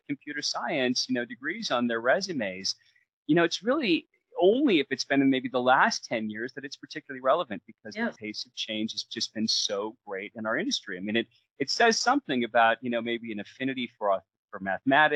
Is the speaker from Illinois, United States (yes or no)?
no; Seattle, Washington, United States; growing up in Seattle in the 80s